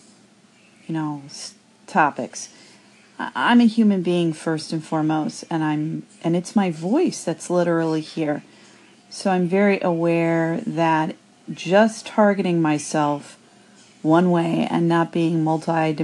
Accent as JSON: {"language": "English", "town": "Cincinnati", "region": "Ohio", "country": "United States", "tie": "born or raised there", "said": "my hometown, Cincinnati"}